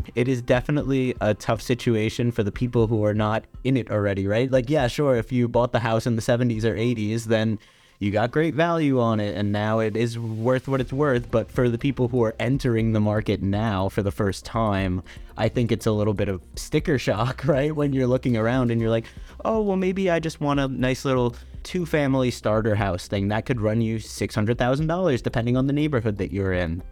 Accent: New York City, New York, United States; I'm from Staten Island

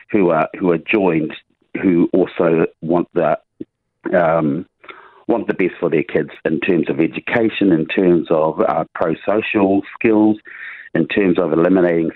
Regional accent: Huntly, Waikato, New Zealand; Huntley is my hometown, born, bred and raised

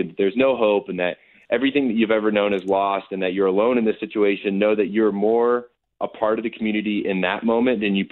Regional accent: the Midwest, Indiana, United States; So I grew up in the Midwest

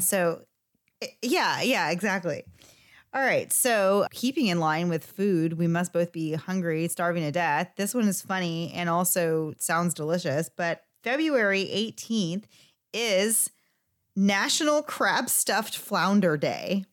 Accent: Florida, United States; we are from Florida

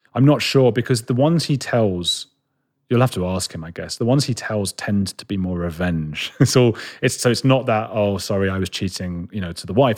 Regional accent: London, United Kingdom; I'm a boy from London

